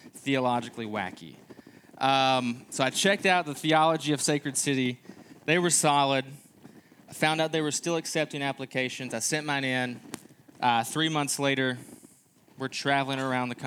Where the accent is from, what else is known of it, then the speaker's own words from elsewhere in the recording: Kentucky, United States; moved away as an adult; also born or lived in Texas; now in Quad Cities, United States; we are originally from Kentucky